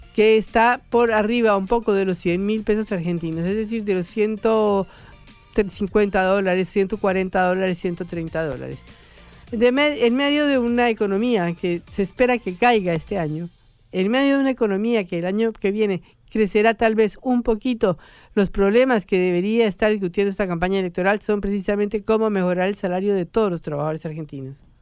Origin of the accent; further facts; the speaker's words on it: Bogotá, Colombia; yo que soy bogotana y vengo de 2.400 metros